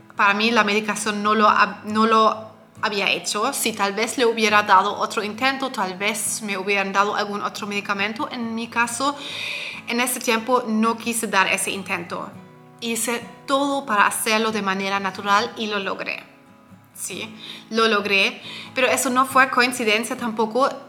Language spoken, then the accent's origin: Spanish; Germany; yo soy de Alemania